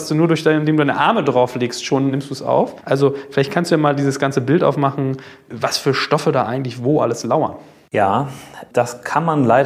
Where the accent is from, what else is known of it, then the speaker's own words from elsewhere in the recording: Hamburg, Germany; ich komme aus Hamburg, bin Unternehmer